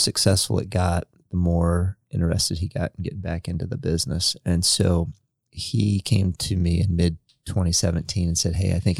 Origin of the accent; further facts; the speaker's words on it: Freeport, Illinois, United States; moved away as an adult; now in Marion, United States; my hometown is a town that's almost identical to Marion, Indiana. It's called Freeport, Illinois.